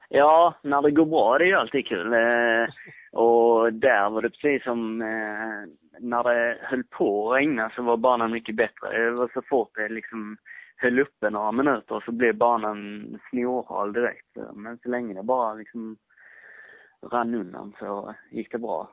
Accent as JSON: {"language": "Swedish", "region": "Skåne", "country": "Sweden", "said": "jag är skåning"}